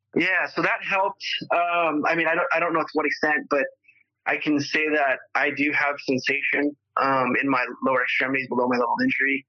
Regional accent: Los Angeles, California, United States; also born or lived in Spokane, Washington; So I moved back to LA when I was five with her and my sister, who was eight years old at the time. And so I grew up in the San Fernando Valley

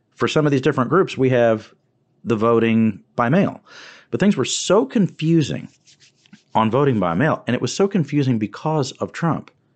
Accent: Wharton County, Texas, United States; I'm from that part of the state. I'm from Wharton County

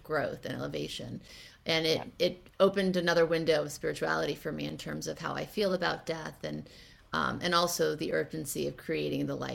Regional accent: Thibodaux, Louisiana, United States; I was actually born in Thibodaux, Louisiana. So I was raised in the South.

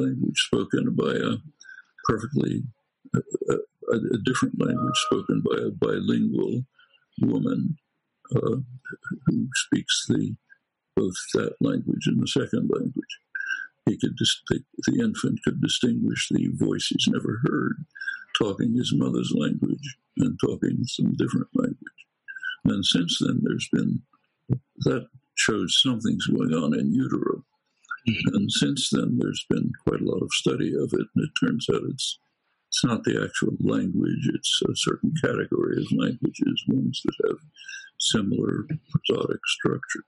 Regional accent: Philadelphia, Pennsylvania, United States; I come from Northeast Philadelphia, not from the Ukraine

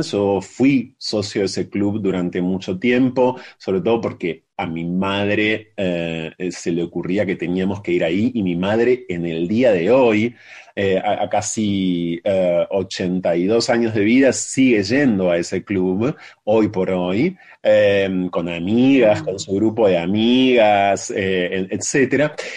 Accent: Ensenada, Buenos Aires Province, Argentina; moved away; also born or lived in La Plata; yo me fui de Ensenada hace muchos años y de La Plata también hace muchos años

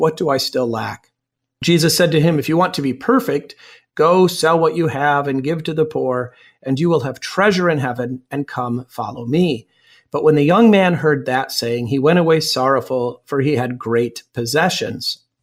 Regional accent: United States; I'm also an American

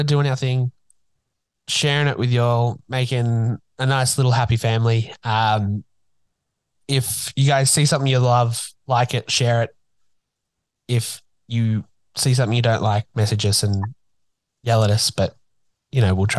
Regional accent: Newcastle, New South Wales, Australia; it's coming to my hometown. First professional production in Newcastle in forever

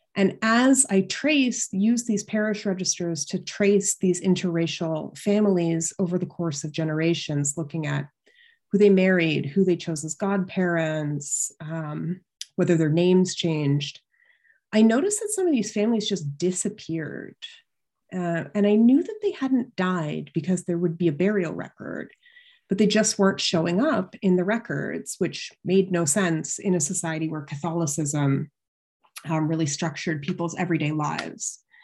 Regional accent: London, Ontario, Canada; also born or lived in Toronto; I grew up in London, Ontario, uh, which is just across the border from Syracuse in Canada

